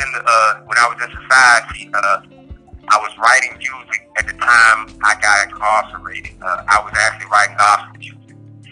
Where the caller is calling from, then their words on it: Allenwood, Pennsylvania, United States; I'm calling from Allenwood, United States Penitentiary, located in Whitefield, Pennsylvania.